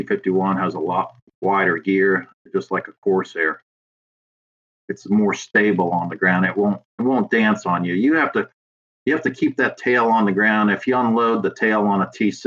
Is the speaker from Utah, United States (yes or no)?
no; Long Island, New York, United States; now in Virginia, United States; originally I'm from Long Island, New York